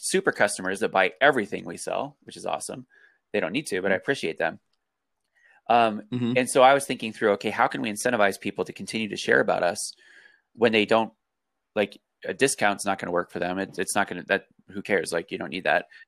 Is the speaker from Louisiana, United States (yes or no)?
no; Colorado, United States; I grew up in Colorado